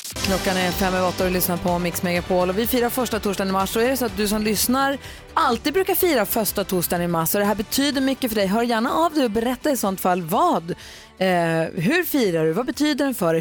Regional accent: Växjö, Kronoberg County, Sweden; Jag är också född i Växjö, mina syskon är uppvuxna i Kalmar

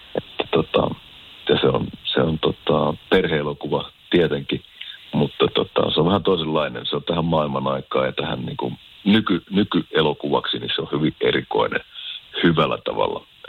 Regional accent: Keminmaa, Lapland, Finland; now in France; Kimin, Kiminmaa on mun kotikunta, että täytyy sanoa, että sieltä Lounaislapista on kotoisin

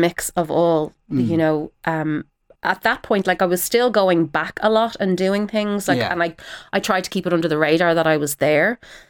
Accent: Ireland; So there was an immediate sort of respect as being an Irish person, you know, with our history of storytelling and all of that.

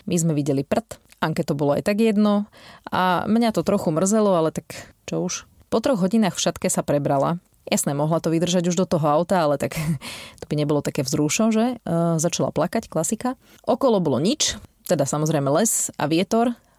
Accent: Žarnovica, Banská Bystrica Region, Slovakia; pochádzam zo Žarnovice a dospievanie som strávila v podstate na Bánsku šťavnických tajchoch

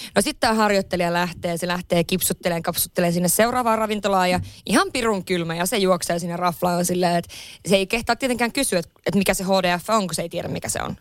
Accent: Lapland, Finland; moved away; mä oon Lapissa kotoisin

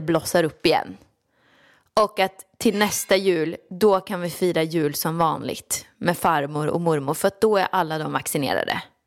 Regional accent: Åmål, Västra Götaland, Sweden; now in Stockholm, Sweden; jag kommer ju från Åmål och det var ett jättestort steg för mig att flytta till Stockholm

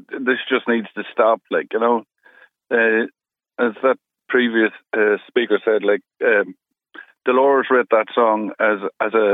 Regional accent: Ireland; we're Irish

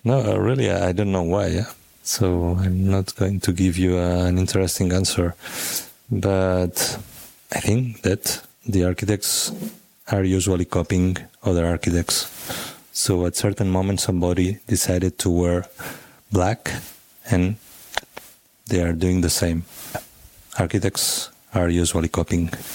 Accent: Sabadell, Catalonia, Spain; I'm from Sabadell, so it's uh, 20 minutes by car 30, 40 minutes by train. And I used to go to the city with my parents.

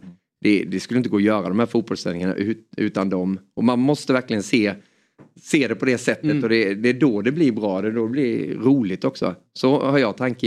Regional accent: Småland, Sweden; accent: Småland dialect; also born or lived in Hjärup, Skåne; vi flyttade därifrån när jag var bara några månader då så det står att jag är skåning men jag har ju småländskan

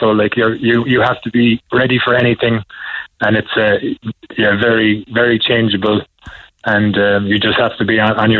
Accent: Douglas, Munster, Ireland; I'm from Douglas, Donnybrook.

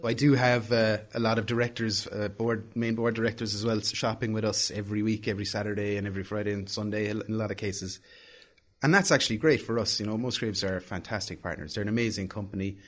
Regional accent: Ballincollig, Munster, Ireland; we love Ballincollig, we're from Ballincollig

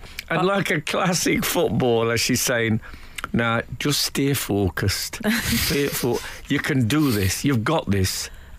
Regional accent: Leeds, Yorkshire and the Humber, United Kingdom; I'm from Leeds, so I've never seen mango before.

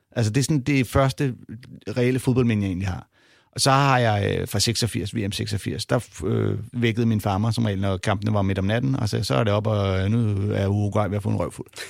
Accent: Denmark; vi er fra Danmark

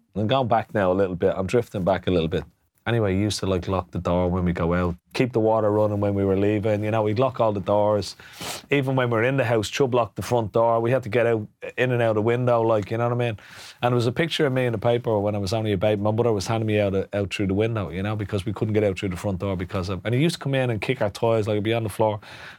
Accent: Dublin, Leinster, Ireland; I grew up in Ranelagh. We moved to Ranelagh from Moorhampton Road

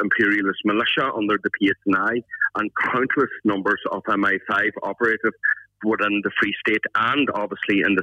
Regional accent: Ireland; we as an Irish people

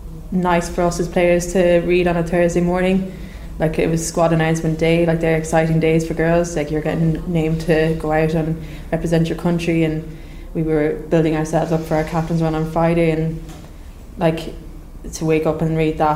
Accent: Ireland; We're an Irish national team, we're Irish people

